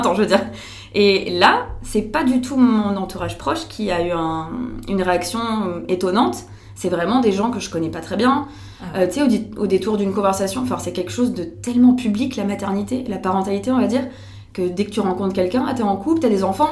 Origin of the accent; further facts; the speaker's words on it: France; now in Belgium; je suis française, mais j'habite en Belgique maintenant.